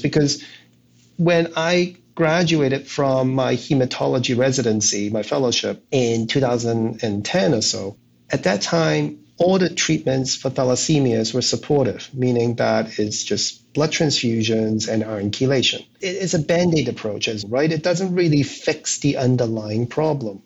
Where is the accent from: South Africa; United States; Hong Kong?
Hong Kong; I was born in Hong Kong